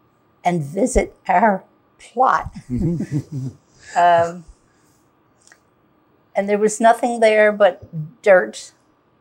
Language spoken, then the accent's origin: English; Philadelphia, Pennsylvania, United States; moved away as an adult; now in Upper Merion Township, United States; I was born in Philadelphia, lived in West Philadelphia